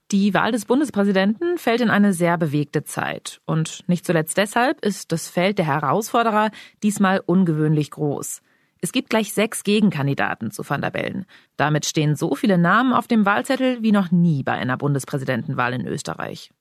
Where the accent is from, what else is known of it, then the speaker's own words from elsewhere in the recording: Germany; bei uns in Deutschland